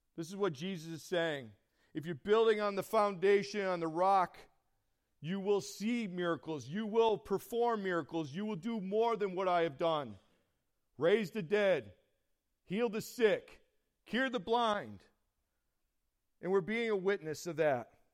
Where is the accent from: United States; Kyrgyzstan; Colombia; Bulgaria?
United States; Horseheads, New York; I'm from the Horseheads area.